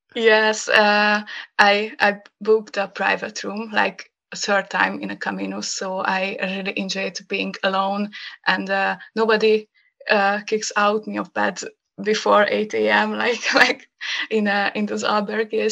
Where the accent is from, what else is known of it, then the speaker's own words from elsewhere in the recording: Hungary; first language Hungarian; English is a second language; when I come back to Hungary and uh, uh, and go back to my hometown